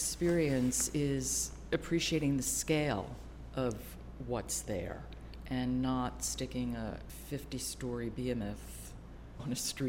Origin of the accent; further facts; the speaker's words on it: New York City, New York, United States; I grew up in New York City